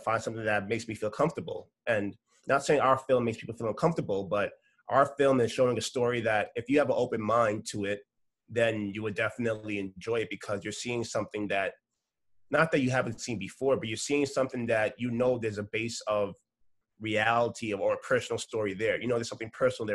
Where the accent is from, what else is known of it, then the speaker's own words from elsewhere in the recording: New York City, New York, United States; I come from New York City